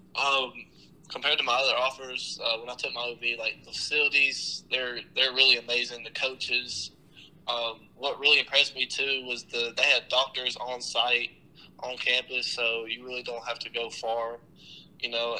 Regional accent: Tennessee, United States; I grew up in Tennessee

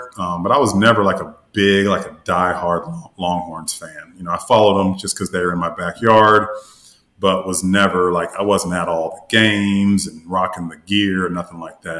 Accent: Austin, Texas, United States; I was from Austin

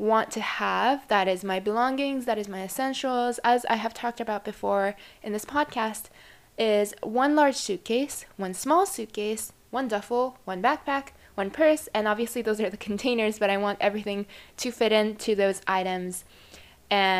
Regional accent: Japan; now in United States; I come from Japan, and in the environment I'm in particularly, which is a very average suburban area

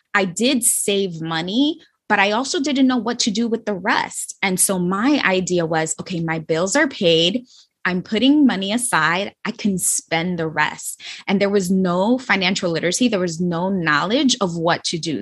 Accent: New York City, New York, United States; I was from the Bronx. I was raised in the Bronx, and it's the poorest borough in New York City

